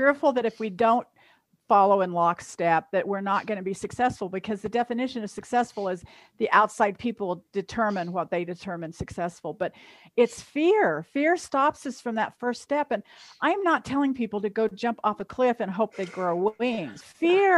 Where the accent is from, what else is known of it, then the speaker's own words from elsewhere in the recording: Kansas, United States; I'm from Kansas